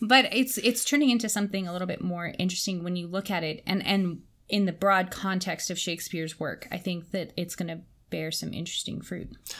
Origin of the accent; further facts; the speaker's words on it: Canada; growing up in English Canada